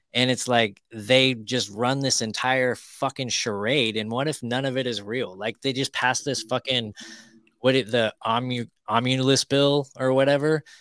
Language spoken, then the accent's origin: English; California, United States; moved away; I grew up in California